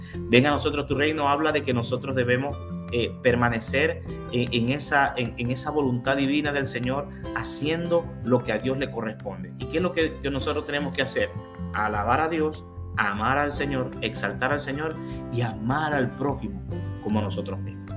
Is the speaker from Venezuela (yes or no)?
yes; Venezuela; now in Mexico; en el 2018 yo, yo recibí la nacionalidad mexicana, así que si me ponen arepas, soy venezolano